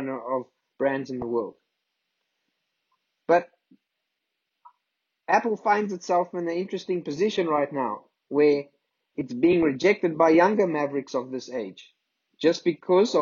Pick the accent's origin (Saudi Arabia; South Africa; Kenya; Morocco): South Africa; if we come from South Africa